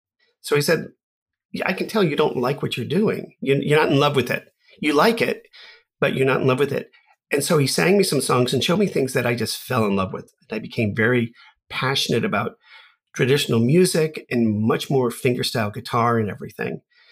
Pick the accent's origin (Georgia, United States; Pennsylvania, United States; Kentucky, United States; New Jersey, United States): Kentucky, United States; Lexington; So I feel like I grew up the most in Lexington, Kentucky.